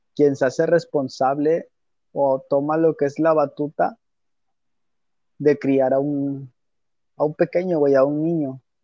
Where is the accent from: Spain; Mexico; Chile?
Mexico; nosotros siendo mexicanos